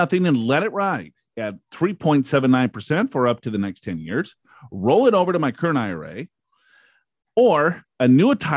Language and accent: English; Minnesota, United States; I am from Minnesota